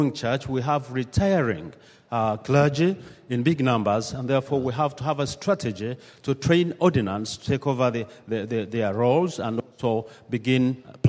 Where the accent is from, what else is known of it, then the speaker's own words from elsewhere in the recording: Uganda; I come from Uganda, the Church of the Province of Uganda